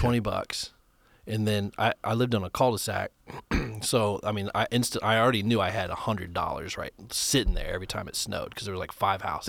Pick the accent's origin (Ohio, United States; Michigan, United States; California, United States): Ohio, United States; moved away as an adult; now in Nashville, United States; I moved here from Ohio twelve years ago